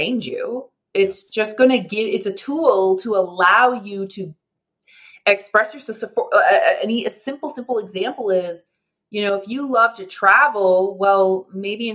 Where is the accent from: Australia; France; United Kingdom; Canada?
Canada; I'm a Canadian, a proud Canadian